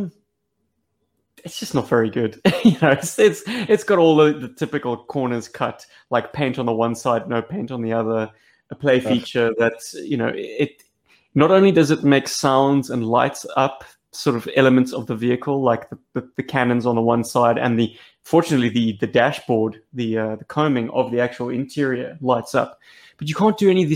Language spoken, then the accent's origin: English; South Africa; we're some South African lads